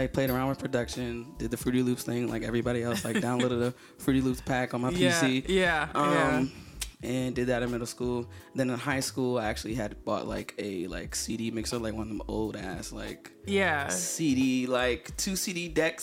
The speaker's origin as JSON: {"language": "English", "town": "Woodbridge", "region": "Virginia", "country": "United States", "tie": "born or raised there", "moved": "as an adult", "lives_now": "Atlanta, United States", "said": "I'm originally from Woodbridge, Virginia. I moved to Atlanta 4 years ago."}